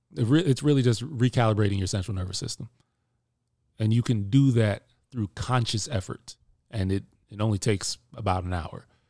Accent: Jamaica; I'm Jamaican

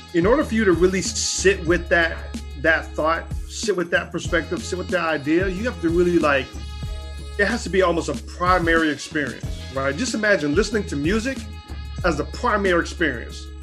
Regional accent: Charlotte, North Carolina, United States; I grew up in North Carolina, Charlotte, North Carolina

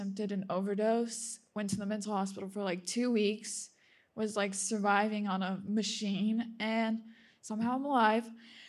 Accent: Russia; born there; I'm just going to tell you a little bit, like my own little testimony. So I was born in Russia

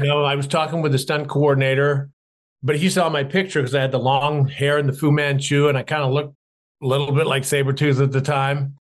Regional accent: Canada; Growing up in Canada, I was a tall, skinny kid, glasses, braces, slightly dyslexic

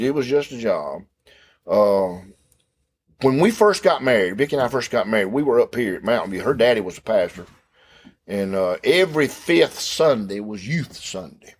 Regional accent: Clark's Chapel, near Thomaston, Georgia, United States; I grew up in Clark's Chapel.

